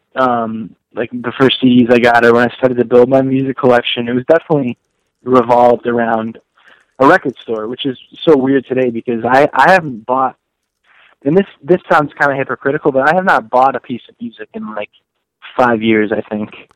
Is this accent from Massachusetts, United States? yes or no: yes; Western Massachusetts, United States; moved away; I actually grew up and as did Phil and Justin, we grew up in Western Massachusetts